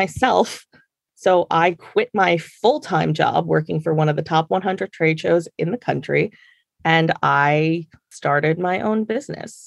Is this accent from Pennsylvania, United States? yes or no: no; Jersey Shore, New Jersey, United States; moved away as an adult; also born or lived in Maryland; now in New York, United States; I'm adopted and I grew up on the Jersey Shore